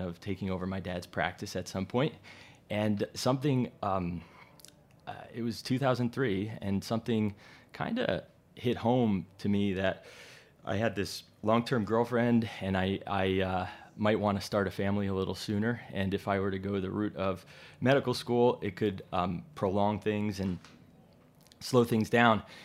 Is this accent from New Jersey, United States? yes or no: yes; Jersey Shore, New Jersey, United States; moved away as an adult; also born or lived in Virginia; now in New York, United States; I grew up in New Jersey, the Jersey Shore